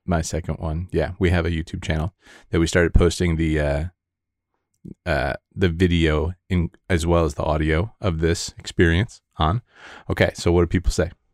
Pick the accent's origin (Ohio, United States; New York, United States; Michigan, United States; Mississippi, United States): Michigan, United States; Grosse Pointe; now in Las Vegas, United States; I was actually born in the suburbs